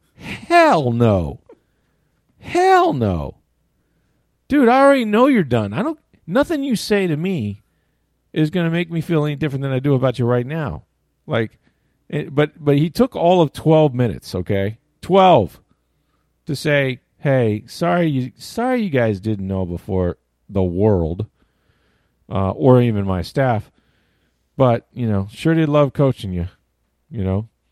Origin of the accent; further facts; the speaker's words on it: Florida, United States; I grew up in Florida